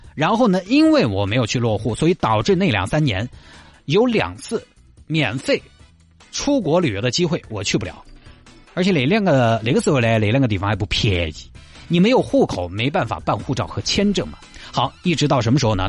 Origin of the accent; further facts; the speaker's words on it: Santai, Sichuan, China; moved away; 去绵阳还是要去我的老家三台龙？